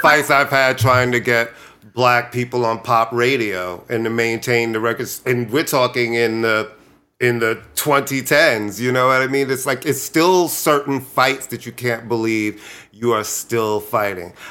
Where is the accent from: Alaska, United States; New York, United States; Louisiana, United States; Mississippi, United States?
New York, United States; New York City; also born or lived in Brooklyn, New York; I grew up in Queens. That you know, I, I, was raised partially in Brooklyn, and we moved to Queens when I was in uh, first grade to Queens